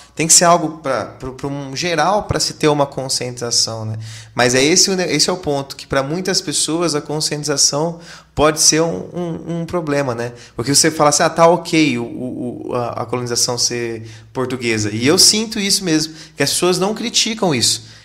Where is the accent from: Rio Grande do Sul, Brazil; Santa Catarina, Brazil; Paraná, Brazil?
Paraná, Brazil; Londrina; a gente é de Londrina